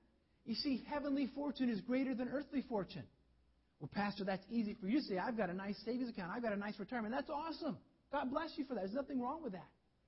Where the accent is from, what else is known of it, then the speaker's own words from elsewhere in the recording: North Carolina, United States; born there; I was born in the south. I don't have a southern accent, but I was born down south in North Carolina.